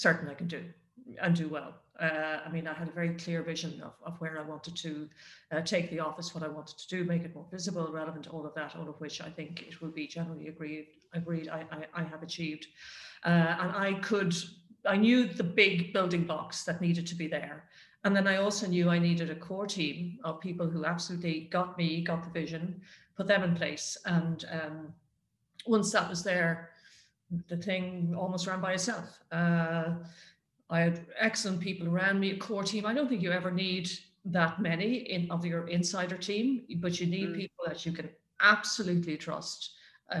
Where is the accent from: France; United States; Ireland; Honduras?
Ireland; moved away as an adult